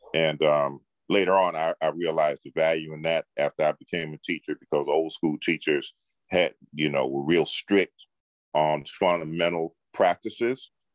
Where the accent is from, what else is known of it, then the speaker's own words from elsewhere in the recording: Detroit, Michigan, United States; I grew up in Detroit, Michigan